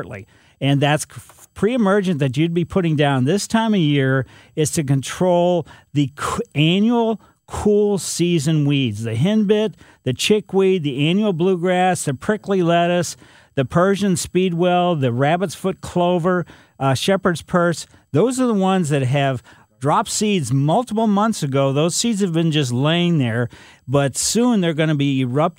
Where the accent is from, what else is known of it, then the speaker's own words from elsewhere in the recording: Ellisville, Missouri, United States; I was a kid growing up in Ellisville